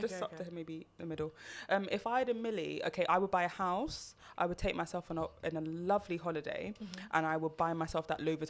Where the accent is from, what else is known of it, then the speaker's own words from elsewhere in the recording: Jamaica; We don't do that as a Jamaican.